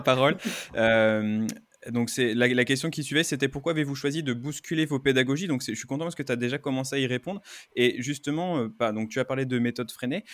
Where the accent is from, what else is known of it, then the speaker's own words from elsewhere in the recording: Brittany, France; now in Paris, France; venant de Bretagne